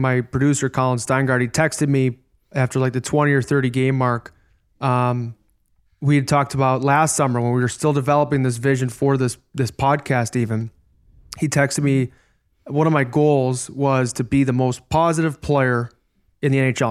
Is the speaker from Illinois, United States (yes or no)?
yes; Chicago, Illinois, United States; as a young man growing up in Chicago